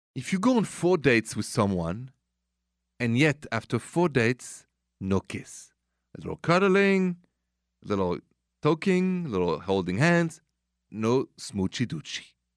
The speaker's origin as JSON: {"language": "English", "town": "Paris", "region": "Île-de-France", "country": "France", "accent": "French", "second_language": "English", "moved": "yes", "said": "my accent is French, straight from Paris."}